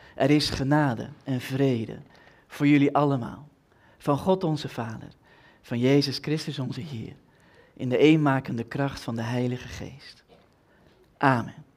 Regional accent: Twente, Overijssel, Netherlands; ik kom uit Twente

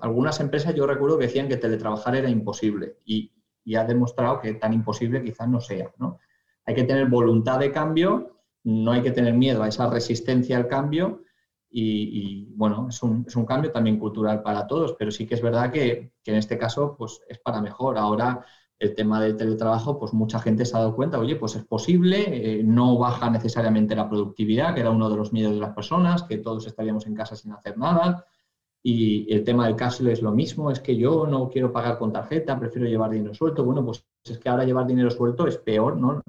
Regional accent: Valencia, Valencian Community, Spain; soy de Valencia y del Valencia, como has dicho, de, toda la vida. Eh, entonces, yo además crecí y nací a, tres calles del estadio

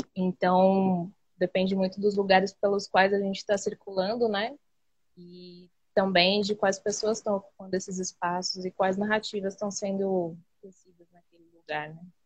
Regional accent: São Paulo, Brazil; que fica em Budas Artes, São Paulo, né? é, que é minha quebrada, onde eu nasci, onde eu cresci

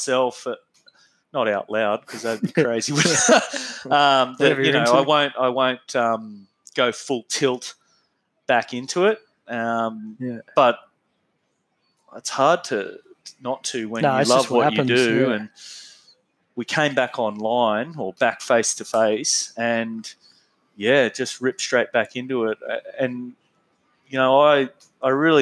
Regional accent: Bathurst, New South Wales, Australia; I was born in Bathurst, New South Wales

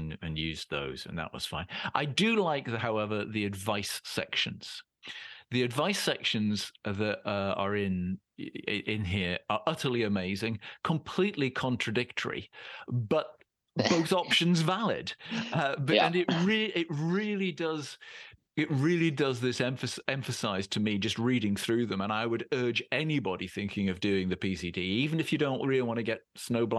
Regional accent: Scotland, United Kingdom; we come from Scotland

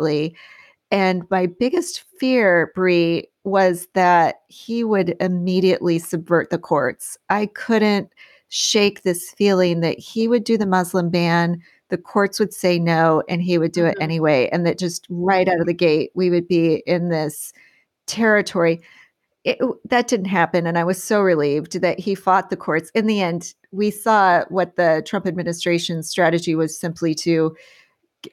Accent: Galesburg, Illinois, United States; moved away; my hometown of Galesburg, Illinois

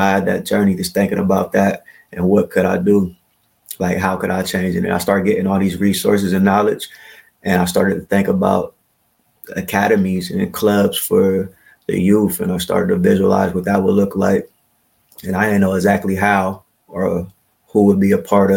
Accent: Columbus, Ohio, United States; moved away as an adult; now in Yellow Springs, United States; I'm from Columbus, Ohio

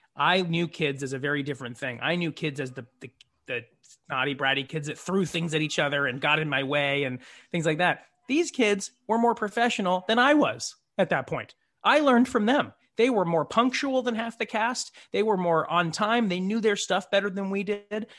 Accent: San Jose, California, United States; moved away; also born or lived in Saratoga, California; I'm from the Bay Area of California. I'm from San Jose

